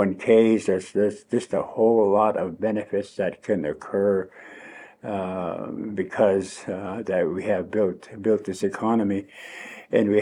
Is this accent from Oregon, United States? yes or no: yes; Thorn Hollow, Oregon, United States; I was raised by my grandmother and my grandfather in Thorn Hollow on the Umatilla Indian Reservation